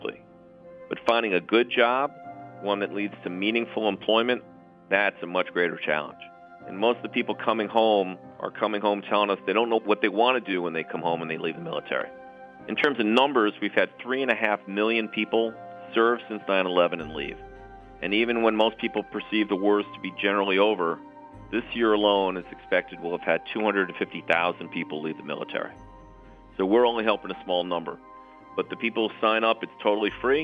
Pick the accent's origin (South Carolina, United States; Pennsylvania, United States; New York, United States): New York, United States; I was born in New York